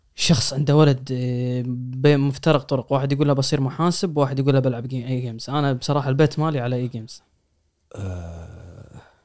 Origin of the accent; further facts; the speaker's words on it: Kuwait; عندنا بالكويت